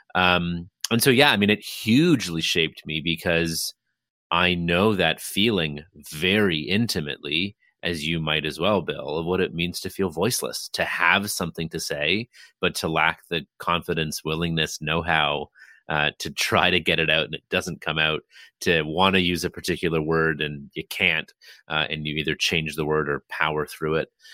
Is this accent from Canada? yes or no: yes; Toronto, Ontario, Canada; I hail from Toronto, Ontario, Canada